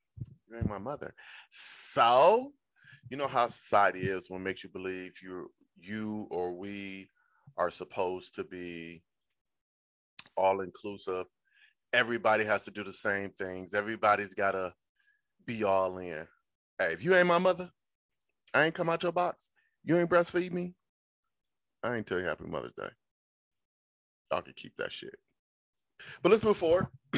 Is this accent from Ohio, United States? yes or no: yes; Cleveland, Ohio, United States; I'm from Cleveland, Ohio.